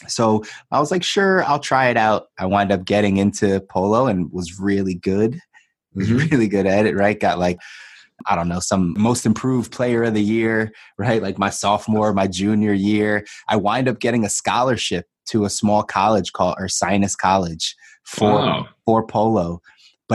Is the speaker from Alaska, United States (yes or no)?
no; Philadelphia, Pennsylvania, United States; I grew up on the East Coast. So I grew up in Philly